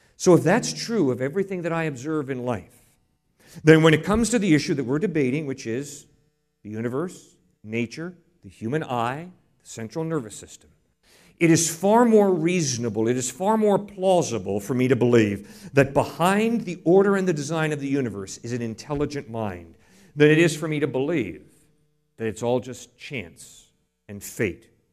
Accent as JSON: {"language": "English", "region": "New England", "country": "United States", "tie": "born or raised there", "said": "I grew up in New England. I didn't grow up in Texas."}